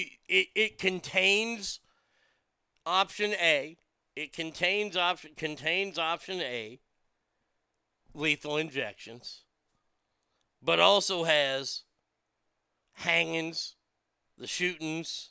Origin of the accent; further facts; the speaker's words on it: Texas, United States; as a Texan